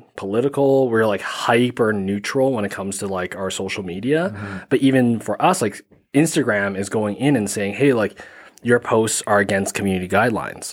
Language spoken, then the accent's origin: English; Calgary, Alberta, Canada; I grew up in Canada, yeah. Born and raised